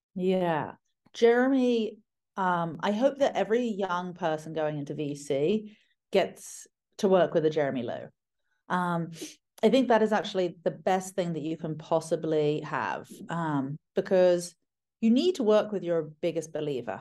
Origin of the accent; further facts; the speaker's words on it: United Kingdom; moved away; I'm British